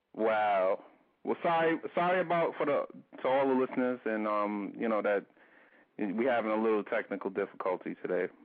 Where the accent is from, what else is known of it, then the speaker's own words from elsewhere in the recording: New York area, United States; we're from New York. We're from the New York area